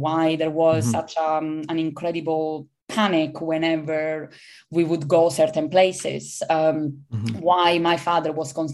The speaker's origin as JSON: {"language": "English", "region": "Calabria", "country": "Italy", "tie": "born or raised there", "also_born_or_lived": "Aspromonte", "second_language": "English", "moved": "yes", "lives_now": "United Kingdom", "said": "I grew up in Calabria, in the north of the region"}